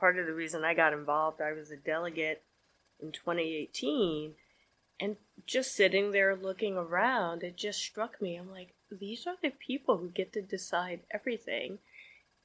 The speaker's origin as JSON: {"language": "English", "region": "New Jersey", "country": "United States", "moved": "yes", "lives_now": "Connecticut, United States", "said": "I'm from New Jersey"}